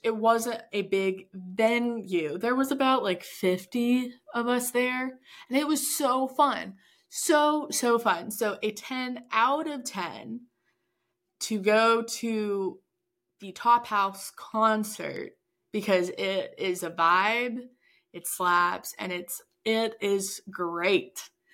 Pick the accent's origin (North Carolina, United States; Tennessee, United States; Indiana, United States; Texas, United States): Texas, United States; we are both from Texas